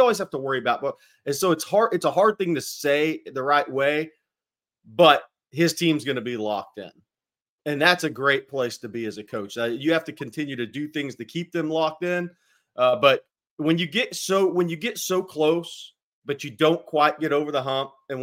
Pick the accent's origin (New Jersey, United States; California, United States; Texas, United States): Texas, United States; Nacogdoches; I grew up in Nacogdoches